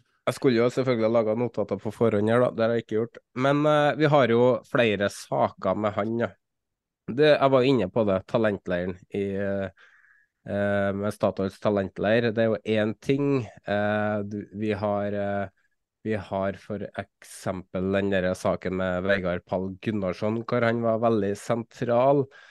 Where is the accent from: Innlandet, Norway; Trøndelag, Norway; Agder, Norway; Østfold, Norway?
Trøndelag, Norway; for meg som trønder